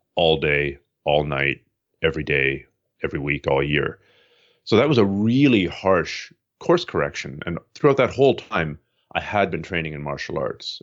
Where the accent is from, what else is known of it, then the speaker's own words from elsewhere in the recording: Toronto, Ontario, Canada; moved away as an adult; also born or lived in Montreal; now in Vancouver, Canada; I was born in eastern Canada, uh, Toronto area, and then spent time in Montreal